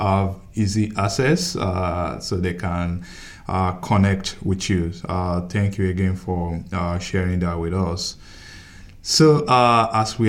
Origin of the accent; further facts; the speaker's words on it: Nigeria; now in United States; I'm from, I came from Nigeria